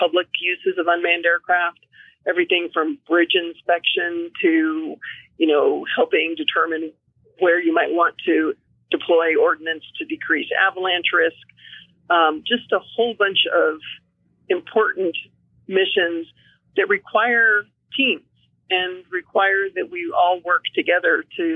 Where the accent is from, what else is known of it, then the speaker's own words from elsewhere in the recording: Davis, California, United States; moved away as an adult; also born or lived in Washington / Reno, Nevada / Galway, Ireland; now in Fairbanks, United States; my background is I grew up in Davis, California, which is in the Central Valley near Sacramento, so northeast of San Francisco